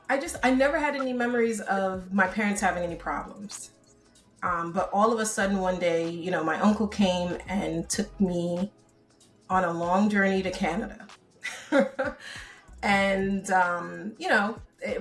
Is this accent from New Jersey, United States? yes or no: yes; Newark, New Jersey, United States; also born or lived in Bronx, New York / St. Vincent (parents) / Antigua (parents); I think I was about 1 or so when we decided to move over to Newark, New Jersey